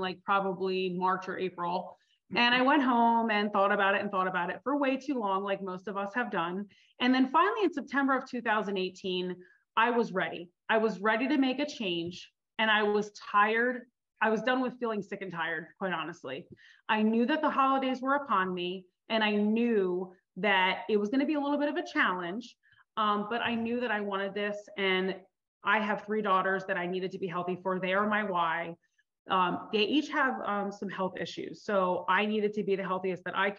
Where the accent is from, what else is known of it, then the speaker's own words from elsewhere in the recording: New Jersey, United States; I grew up in New Jersey. I'm a Jersey girl, Italian